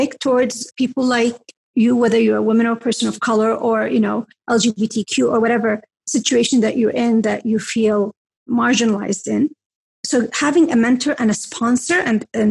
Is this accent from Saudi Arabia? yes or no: yes; Mecca, Makkah Province, Saudi Arabia; moved away; I'm from Mecca.